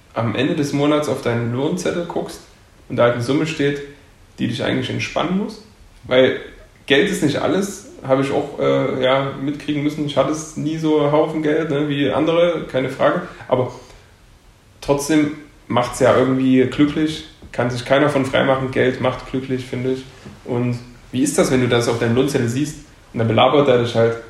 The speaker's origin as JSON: {"language": "German", "town": "Leipzig", "region": "Saxony", "country": "Germany", "tie": "born or raised there", "said": "ich komme aus Leipzig und war nie woanders"}